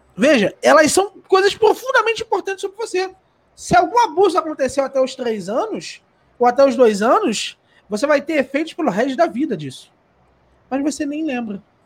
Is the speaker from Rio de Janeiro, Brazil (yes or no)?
yes; Rio de Janeiro, Brazil; eu, por exemplo, nasci no Rio de Janeiro. E eu sou uma criança no Rio de Janeiro